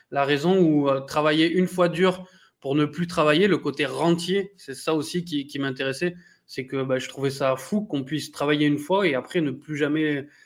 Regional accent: France; born there; Donc, moi, je suis franco-belge, mais je suis né en France, je, je suis français, quoi.

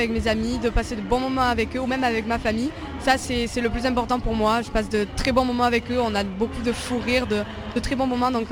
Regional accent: Provence-Alpes-Côte d'Azur, France; J'ai grandi ben, dans le sud, à côté d'Avignon, et je je vis toujours là-bas.

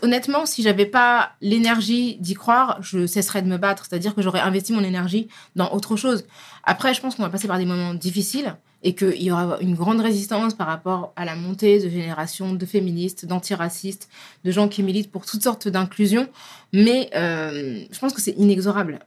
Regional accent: France; on est français

